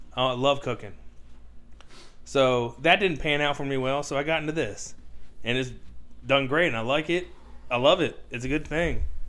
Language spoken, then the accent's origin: English; United States; we're American